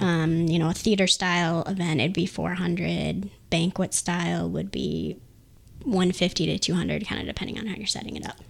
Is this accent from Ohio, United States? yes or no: no; Lansing, Michigan, United States; we're all from the Lansing area, obviously, as a family